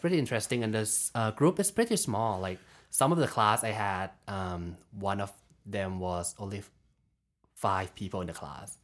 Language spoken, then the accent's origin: English; Bangkok, Thailand; moved away as an adult; I'm from Thailand. So, um, been living in Bangkok for my, like, whole life